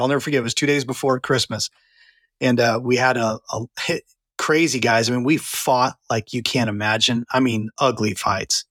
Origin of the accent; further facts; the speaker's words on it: Santa Clarita, California, United States; moved away as an adult; also born or lived in Redding, California; now in Texas, United States; I'm actually from California. I was born and raised in what's now called Santa Clarita